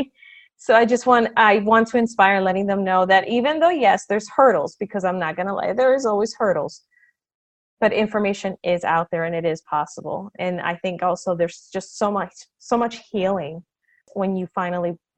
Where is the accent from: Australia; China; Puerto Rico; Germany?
Puerto Rico; now in Massachusetts, United States; I am originally from Puerto Rico, but then we moved here to Massachusetts, where I've been since 1988 on and off, because I did go back to Puerto Rico for college.